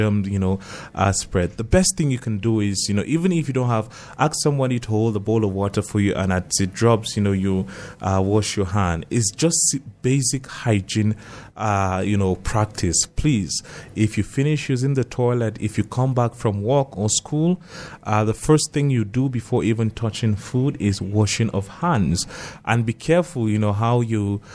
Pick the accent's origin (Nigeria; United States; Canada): Nigeria; North, Northern Nigeria; growing up in North, you know, the churches that we grew up attending